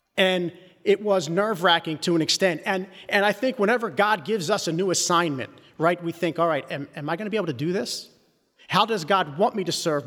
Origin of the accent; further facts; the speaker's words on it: Philadelphia, Pennsylvania, United States; I grew up in Northeast Philly